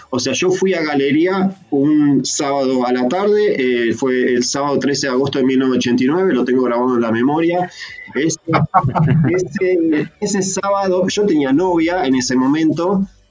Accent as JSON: {"language": "Spanish", "town": "San Pedro", "region": "Buenos Aires Province", "country": "Argentina", "tie": "born or raised there", "also_born_or_lived": "San Martín, Buenos Aires / Santos Lugares, Buenos Aires", "moved": "yes", "lives_now": "Australia", "said": "me crié en San Pedro, provincia de Buenos Aires"}